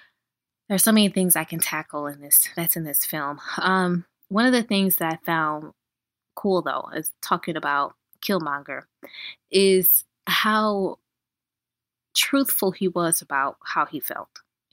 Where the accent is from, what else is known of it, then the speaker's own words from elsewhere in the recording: United States; we are African American as we are born here in this country, and we have African ancestry. However, we have no roots in Africa, in that we don't know where we come from in Africa, and our families are generations removed from Africa.